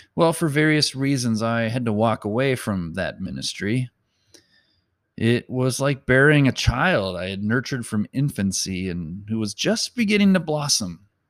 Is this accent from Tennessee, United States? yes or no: no; Mound, Minnesota, United States; a burden for my hometown